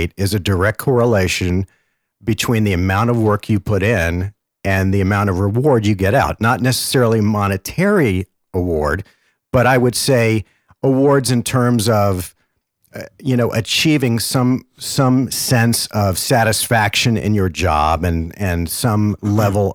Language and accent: English; Virginia, United States; moved away; also born or lived in Georgia; I'm from Virginia, but I went to University of Georgia